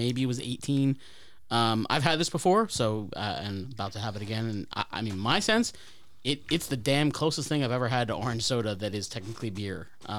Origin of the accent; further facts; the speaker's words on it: Columbia, United States; Black Flag Brewing Company, which is in my hometown of Columbia.